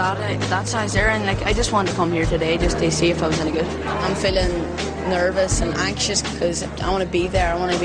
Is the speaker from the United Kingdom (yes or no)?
yes; County Derry, Northern Ireland, United Kingdom; I'm 15 years old, and I'm from Northern Ireland in County Derry.